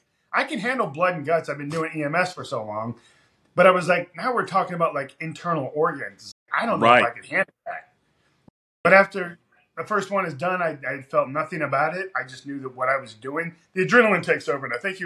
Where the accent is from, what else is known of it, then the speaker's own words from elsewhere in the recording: Ashland, Kentucky, United States; also born or lived in Washington / Michigan / New York; I wasn't born in Kentucky, all right? I was born in Washington. He was in the Secret Service. I lived in Michigan, young part of my life, New York. Then I was in Ashland, Kentucky, from like middle school all the way up until I graduated